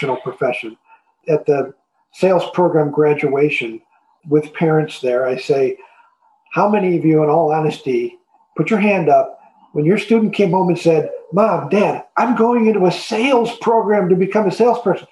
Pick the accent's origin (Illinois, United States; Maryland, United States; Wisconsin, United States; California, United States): Illinois, United States; Chicago; moved away as an adult; also born or lived in Orlando; I am a Chicagoan by birth and lived there most of my adult life